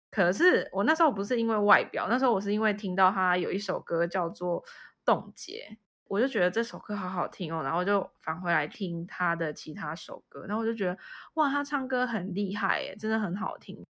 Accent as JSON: {"language": "Chinese", "town": "Kaohsiung", "country": "Taiwan", "tie": "born or raised there", "said": "我是在高雄长大嘛"}